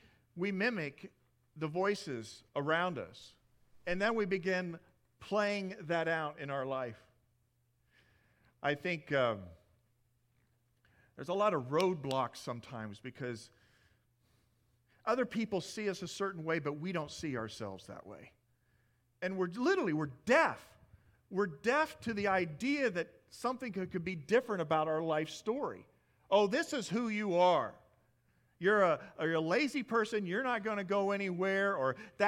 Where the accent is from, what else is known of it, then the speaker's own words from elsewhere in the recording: Midwest, United States; moved away; I come from the Midwest